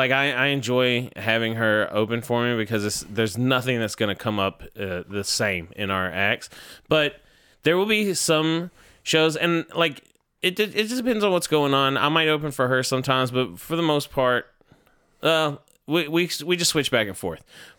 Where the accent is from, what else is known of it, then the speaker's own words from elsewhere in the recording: Georgia, United States; England, Georgia? Is that what you mean? I'm from Georgia.